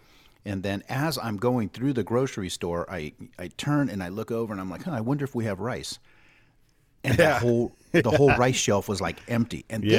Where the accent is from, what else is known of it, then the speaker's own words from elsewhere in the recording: Hawaii, United States; But hey, as a Hawaiian, once you see the rice shelf start emptying.